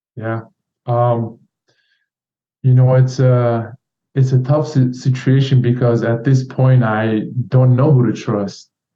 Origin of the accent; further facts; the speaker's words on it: Turkey; now in United States; Turkish government revoked my passport and put my name on Interpol list.